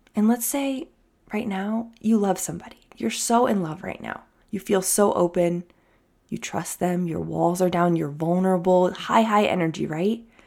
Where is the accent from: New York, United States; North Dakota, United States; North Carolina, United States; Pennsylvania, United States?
New York, United States; now in California, United States; I'm a New Yorker.